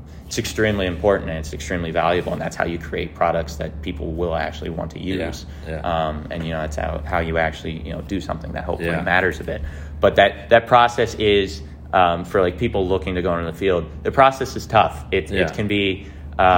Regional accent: Lake St. Louis, Missouri, United States; now in St. Louis, United States; I'm from Lake St. Louis, which is like 45 minutes west of downtown.

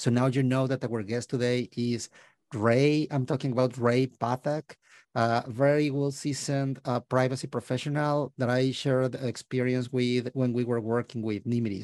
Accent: Mexico; moved away as an adult; now in Canada; I was born and raised in Mexico

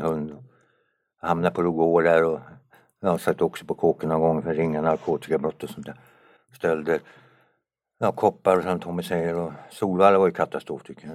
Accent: Kramfors, Västernorrland County, Sweden; moved away as an adult; also born or lived in Tumba; now in Sundbyberg, Sweden; Sen flyttade han upp till Norrland, där bodde jag i 16 år

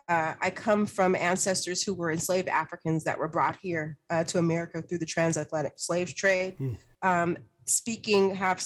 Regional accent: Seattle, Washington, United States; also born or lived in Berkeley, California / Northern California; Have been raised predominantly on the West Coast, Northern California. I was born in Berkeley. Migrated here to the Seattle area in the late 70s and was raised within King County, South Seattle.

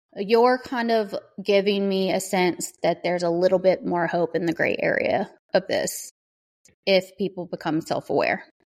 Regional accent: the South, United States; I grew up in the South

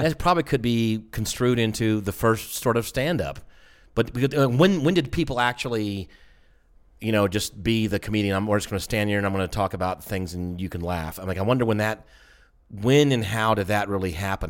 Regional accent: the South, United States; I'm from the South

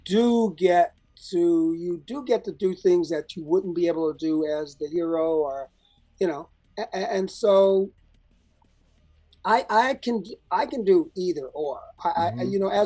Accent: Chicago, Illinois, United States; moved away; also born or lived in Alabama; I'm originally from Alabama, but I grew up a lot of my life in Chicago

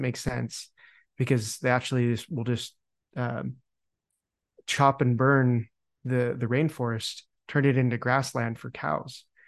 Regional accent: Utah, United States; moved away; also born or lived in Montana; where I grew up in Utah

